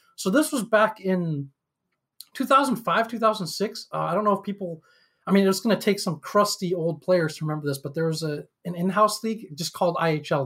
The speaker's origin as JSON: {"language": "English", "region": "upstate New York", "country": "United States", "tie": "born or raised there", "also_born_or_lived": "Shanghai, China", "said": "I grew up in upstate New York"}